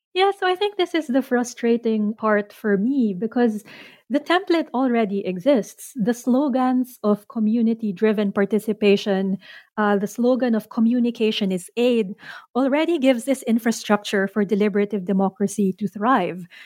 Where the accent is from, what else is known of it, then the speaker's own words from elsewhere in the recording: Philippines; I'm Filipino, but I don't know the language